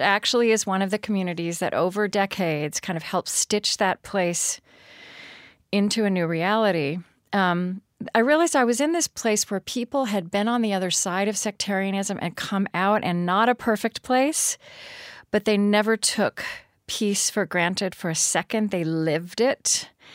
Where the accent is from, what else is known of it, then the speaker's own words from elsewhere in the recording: Oklahoma, United States; I grew up in Oklahoma